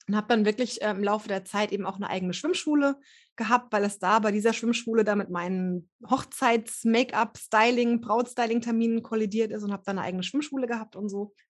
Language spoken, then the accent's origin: German; Hesse, Germany; Ähm, ich komme hier aus dem Rhein-Main-Gebiet und bin jetzt gerade Ende 30.